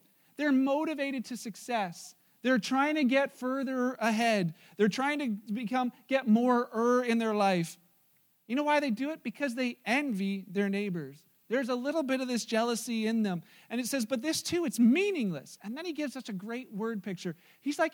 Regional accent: Wellandport, Ontario, Canada; I'm the wabbit from Wellenport

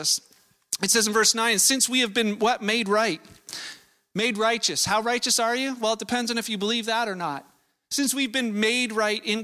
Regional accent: Vancouver, British Columbia, Canada; I was born in Canada. I was born in Vancouver

